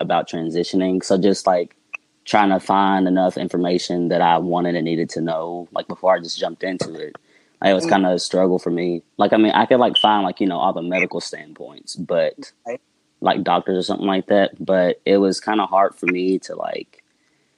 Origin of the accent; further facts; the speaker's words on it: Morganfield, Kentucky, United States; also born or lived in Henderson, Kentucky; I was born and raised in Morganfield, Kentucky, a little small town.